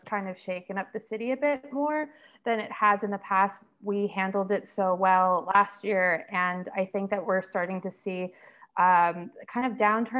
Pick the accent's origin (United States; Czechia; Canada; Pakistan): United States; New York City, New York; moved away as an adult; also born or lived in London; now in Ho Chi Minh City, Vietnam; I was born and raised Brooklyn, and It was great. I mean, growing up in New York City was super fun.